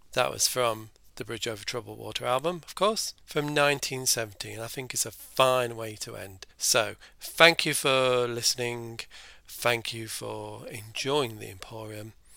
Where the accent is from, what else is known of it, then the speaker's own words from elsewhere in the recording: Ireland; being Irish myself